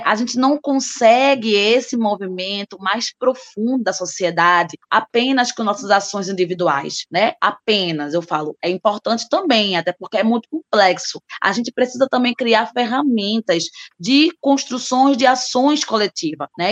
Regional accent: Recife, Pernambuco, Brazil; sou recifense

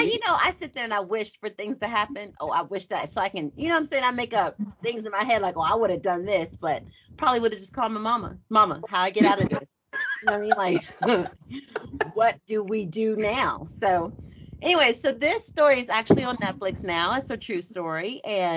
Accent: Oklahoma, United States; I was born in Oklahoma.

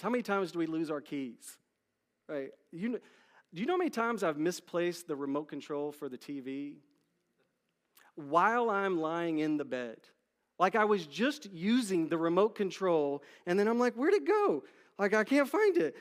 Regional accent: Dallas, Texas, United States; I grew up in Dallas, Texas

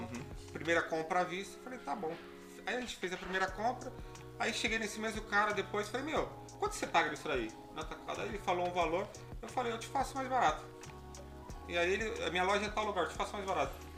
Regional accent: São Paulo, Brazil; eu vim da periferia de São Paulo, né? Da região do Butantã ali

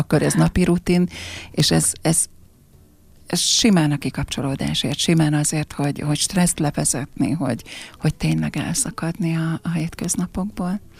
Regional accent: Cece, Fejér, Hungary; also born or lived in Székesfehérvár; now in Pákozd, Hungary; cecei vagyok, cecei is maradok, tehát ez, ez, ez státusz

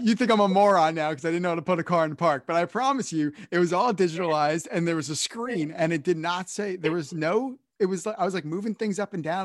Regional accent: Northeast, United States; also born or lived in Connecticut; now in New Jersey, United States; I'm from the Northeast.

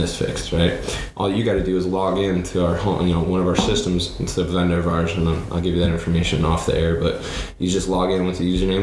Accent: Grand Rapids, Michigan, United States; moved away as an adult; now in Texas, United States; I'm from West Michigan, the Grand Rapids area

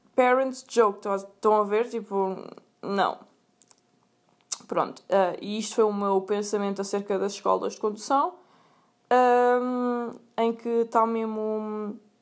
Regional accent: Sintra, Lisbon, Portugal; eu sou de Sintra.

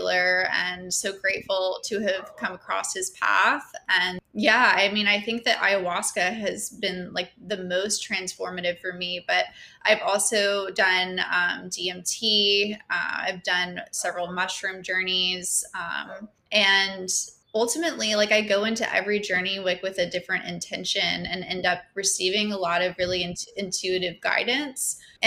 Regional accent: Georgia, United States; also born or lived in New York; I have mostly lived in Georgia in my whole life

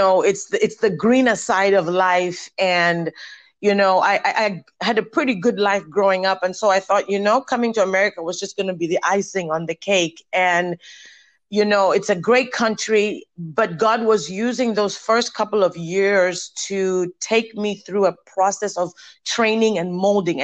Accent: Zambia; moved away as an adult; now in United States; Before I came to the U.S., I think it's 21 years ago now. I'm originally from Zambia, Africa

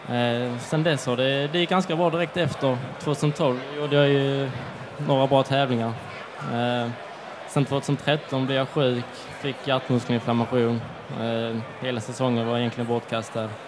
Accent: Skåne, Sweden; Det är många bra crossbanor hemma i Skåne

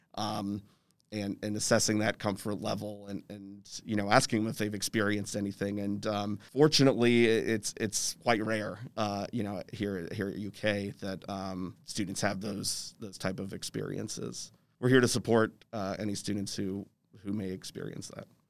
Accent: Louisville, Kentucky, United States; moved away as an adult; also born or lived in Los Angeles / New York; I'm originally from Louisville

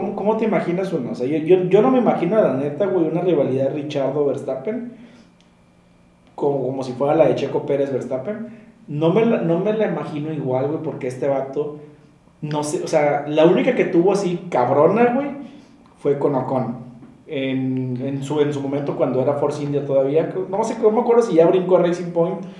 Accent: Monterrey, Nuevo León, Mexico; Somos dos chavos regios

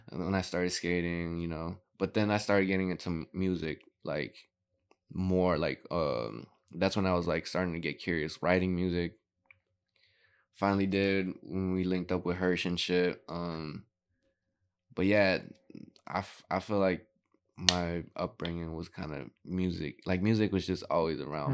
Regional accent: Gurnee, Illinois, United States; also born or lived in Waukegan, Illinois; I grew up in Gurnee

